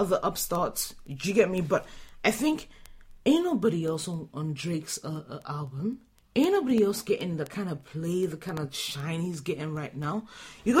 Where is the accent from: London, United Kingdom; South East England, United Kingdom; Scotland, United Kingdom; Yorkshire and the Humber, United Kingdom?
London, United Kingdom; I'm from London